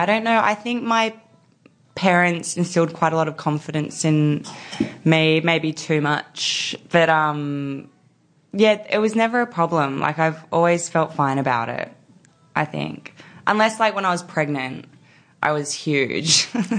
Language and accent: English; New South Wales, Australia; I did. That's why I need to get out because I feel like I got out for years, but then when I had Junie, we went back there